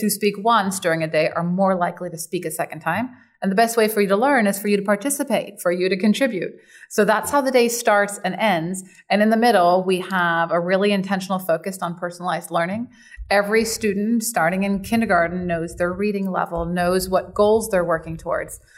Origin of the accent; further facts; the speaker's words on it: San Diego, California, United States; also born or lived in Germany; I was born in Germany, immigrated when I was about eleven, and then grew up in San Diego